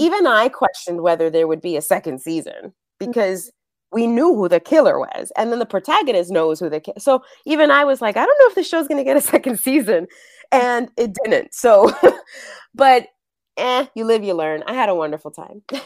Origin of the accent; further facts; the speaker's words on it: New York City, New York, United States; first language Spanish; English is a second language; moved away as an adult; now in Los Angeles, United States; growing up, I grew up in New York, and both of my parents are from Puerto Rico